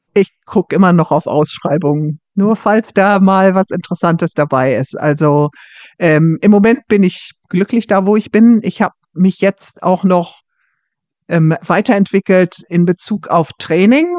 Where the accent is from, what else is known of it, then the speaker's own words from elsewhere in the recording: Hamburg, Germany; moved away as an adult; now in Scotland, United Kingdom; Ich komme ja aus Hamburg